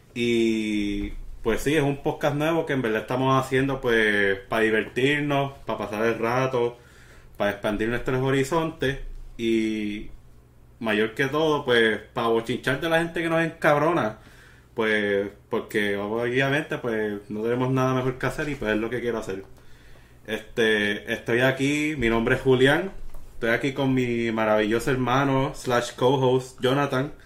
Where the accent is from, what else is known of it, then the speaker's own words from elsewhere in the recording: Bayamón, Puerto Rico; now in Texas, United States; somos de Puerto Rico nacidos y criados